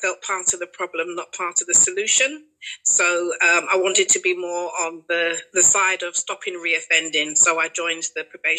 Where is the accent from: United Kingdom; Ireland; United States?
United Kingdom; London; I grew up in Canning Town to Barbadian parents